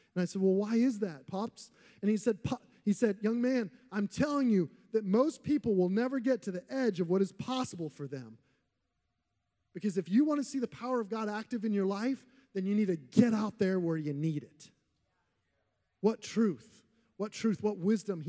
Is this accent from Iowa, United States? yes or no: yes; Iowa, United States; moved away; when I was growing up in Iowa